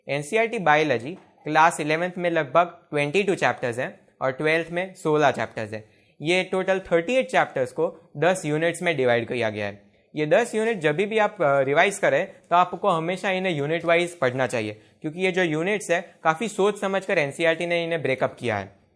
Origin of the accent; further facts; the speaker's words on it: Gujarat, India; मैं गुजरात से हूं